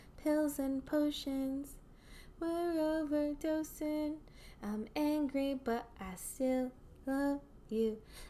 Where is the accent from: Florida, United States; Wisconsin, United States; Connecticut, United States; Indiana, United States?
Connecticut, United States; Cheshire; moved away; also born or lived in Columbus; My hometown has a brewery.